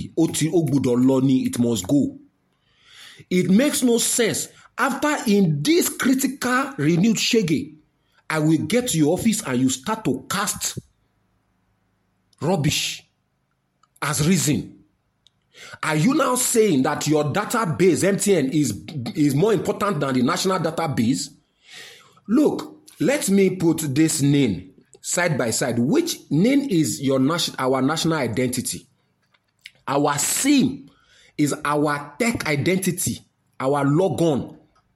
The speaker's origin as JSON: {"language": "English", "country": "Nigeria", "said": "the identity of my humanity as a Nigerian is attached to that line"}